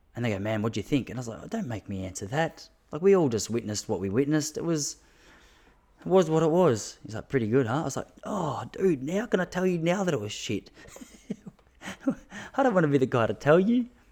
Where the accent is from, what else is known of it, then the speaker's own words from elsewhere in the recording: Australia; I am an Australian